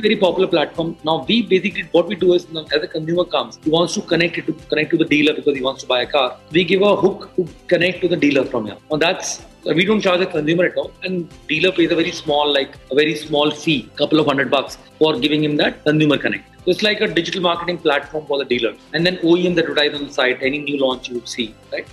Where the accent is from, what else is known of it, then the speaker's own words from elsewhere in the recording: Jaipur, Rajasthan, India; moved away as an adult; also born or lived in Delhi / Austin, Texas; I'm from Jaipur, a small town, and did my education